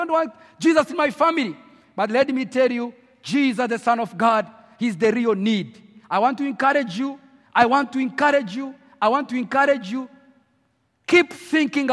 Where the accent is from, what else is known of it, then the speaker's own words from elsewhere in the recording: Rwanda; English is a second language; moved away as an adult; now in Nairobi, Kenya; I was born in Rwanda. I grew up in Rwanda.